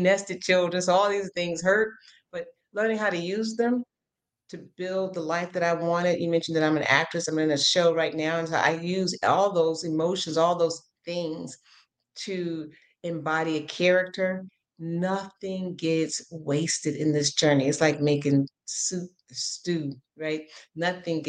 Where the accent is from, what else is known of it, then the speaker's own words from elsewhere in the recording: Chicago, Illinois, United States; I'm from the South Side of Chicago originally